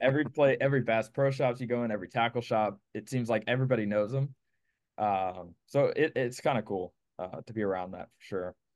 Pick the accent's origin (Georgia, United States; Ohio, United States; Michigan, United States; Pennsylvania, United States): Pennsylvania, United States; moved away as an adult; now in Clewiston, United States; originally, I'm from Pennsylvania.